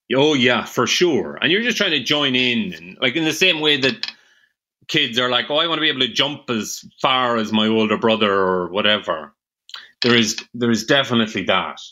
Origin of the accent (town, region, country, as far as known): Ireland; accent: rural Irish